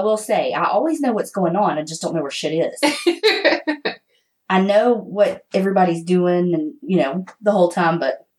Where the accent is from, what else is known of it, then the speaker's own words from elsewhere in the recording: Hattiesburg, Mississippi, United States; we are both from Mississippi.